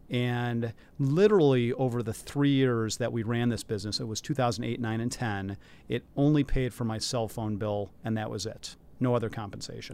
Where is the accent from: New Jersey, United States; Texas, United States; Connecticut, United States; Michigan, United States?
Michigan, United States; Detroit; moved away as an adult; also born or lived in New York / Philadelphia; now in Chicago, United States; I grew up in the Detroit area